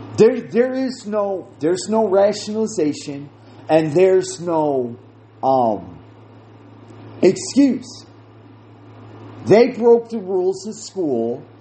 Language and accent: English; United States; I speak from an American viewpoint because that is what I know.